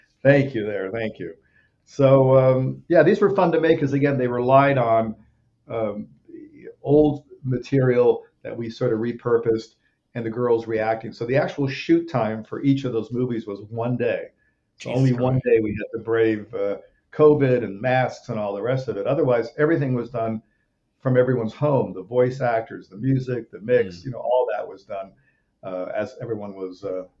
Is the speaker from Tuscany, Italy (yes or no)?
no; Rome, Lazio, Italy; as a little kid moving to Europe, I grew up in Rome, Italy. I was a few years old. We went to Rome, and that's kind of where my dad made movies, and I grew up on movie sets.